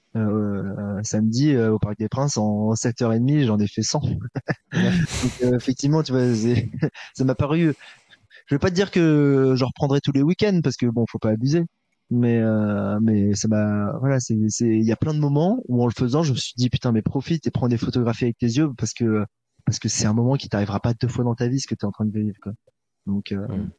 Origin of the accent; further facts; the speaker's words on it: Paris, Île-de-France, France; en tant que Parisien